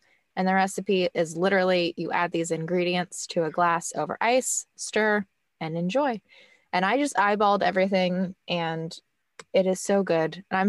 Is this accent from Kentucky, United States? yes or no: yes; Kentucky, United States; I'm from Kentucky. So I would just order bourbon